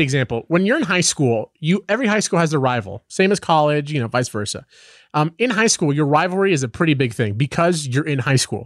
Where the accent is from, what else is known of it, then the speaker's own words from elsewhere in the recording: Southern California, United States; I grew up in Southern California